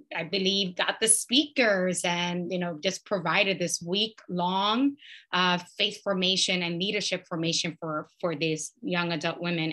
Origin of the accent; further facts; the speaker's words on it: New York City, New York, United States; moved away; I was born and raised in New York City